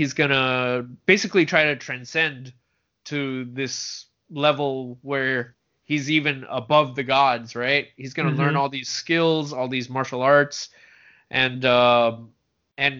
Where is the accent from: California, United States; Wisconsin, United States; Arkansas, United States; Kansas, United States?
California, United States; San Francisco; I grew up in San Francisco, where there's a pretty decent number of Asian kids